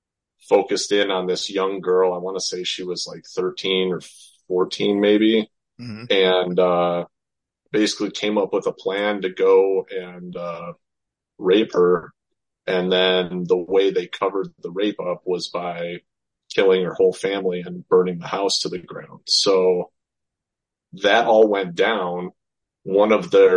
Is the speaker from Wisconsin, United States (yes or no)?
yes; Beloit, Wisconsin, United States; I grew up in Beloit, Wisconsin